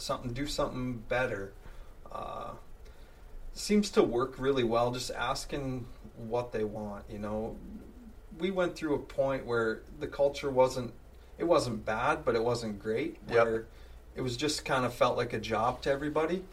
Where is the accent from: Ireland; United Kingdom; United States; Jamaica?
United States; Langdon, North Dakota; I'm from a uh, farm up by Langdon, uh, north of Langdon, I guess, up by the Canadian border